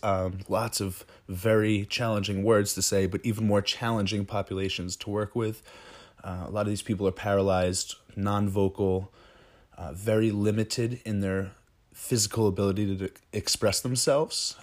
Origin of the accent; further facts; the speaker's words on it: Ringwood, New Jersey, United States; we come from Ringwood